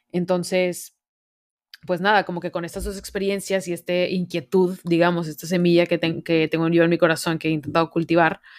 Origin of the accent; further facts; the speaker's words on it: Monterrey, Nuevo León, Mexico; que yo no sé si ya lo notaron en mi voz, pero soy de Monterrey, hecha y derecha.